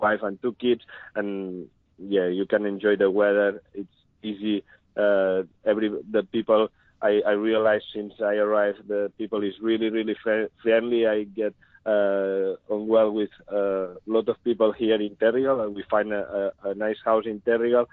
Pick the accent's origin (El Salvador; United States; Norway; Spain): Spain; Figueres, Catalonia; English is a second language; moved away as an adult; also born or lived in Alicante / Albacete / Ponferrada; now in Australia; I come from a little village from Catalonia, Spain, and I grew up in Figueras.